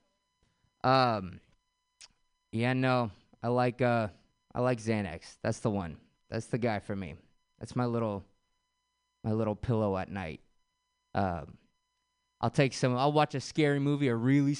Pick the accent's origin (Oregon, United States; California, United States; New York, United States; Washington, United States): California, United States; San Francisco; Grew up, born and raised in San Francisco.